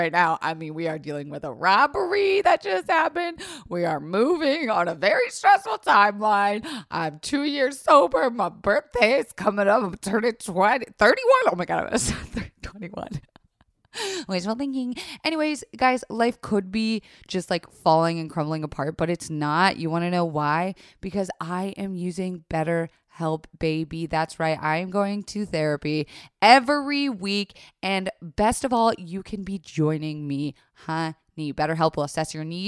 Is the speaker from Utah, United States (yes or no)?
no; Florida, United States; I was raised in Florida